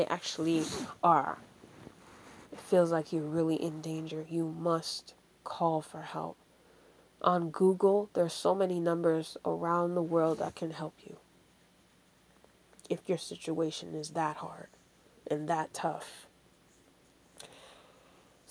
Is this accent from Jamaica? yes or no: yes; Jamaica; Yes, I'm a Jamaican